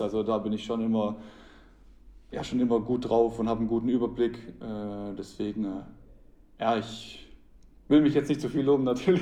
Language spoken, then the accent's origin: German; Köngen, Baden-Württemberg, Germany; meine ersten Schritte habe ich in meinem Heimatverein TSV Könken gemacht, äh, da wo ich auch äh, aufgewachsen bin